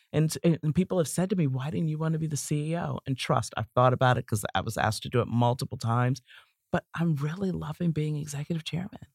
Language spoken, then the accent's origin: English; Baltimore, Maryland, United States; moved away; It's based in my hometown of Baltimore